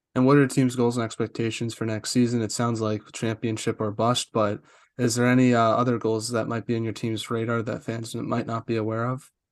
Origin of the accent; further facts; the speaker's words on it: East Coast, United States; moved away; I'm from the East Coast